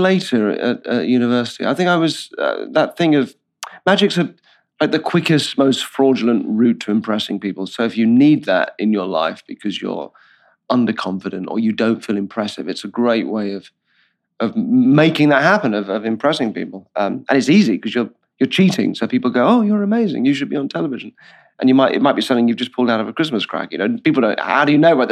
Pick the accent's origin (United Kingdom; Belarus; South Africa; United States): United Kingdom; Purley, London; moved away as an adult; also born or lived in Bristol; I'm from south of London in a fairly, I don't know what the equivalent would be, but a place called Purley, which is part of Croydon